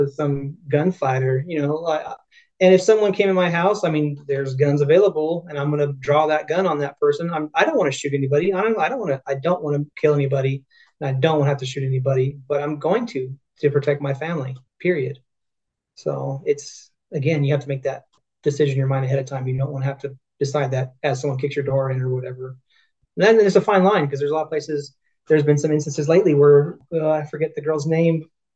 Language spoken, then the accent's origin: English; Victorville, California, United States; now in Utah, United States; I'm originally from California, so I'm from San Bernardino County, Victorville, California